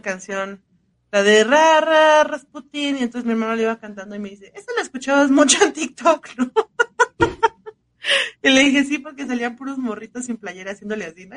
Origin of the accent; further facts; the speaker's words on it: Mexico; así somos mexicanos